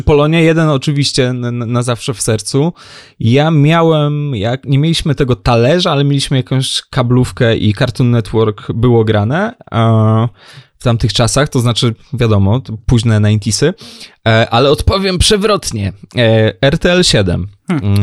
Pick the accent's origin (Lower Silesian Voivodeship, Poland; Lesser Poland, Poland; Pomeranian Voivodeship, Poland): Lower Silesian Voivodeship, Poland; jestem z Dolnego Śląska